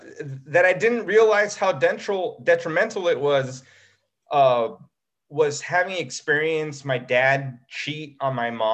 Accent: United States; Mexican, definitely had a big impact on my upbringing. And despite the fact that I was born in the States

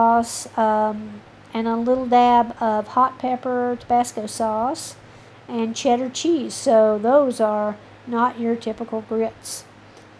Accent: the South, United States; I am from the South

